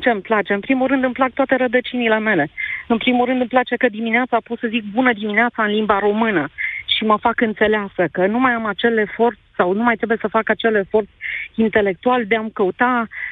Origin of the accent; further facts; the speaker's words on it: Romania; moved away as an adult; also born or lived in Switzerland; sunt româncă